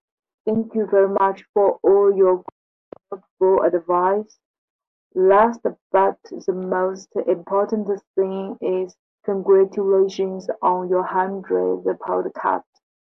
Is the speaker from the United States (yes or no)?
no; China; moved away as an adult; now in Germany; from China, and now I'm studying in Germany, but my German is not so good.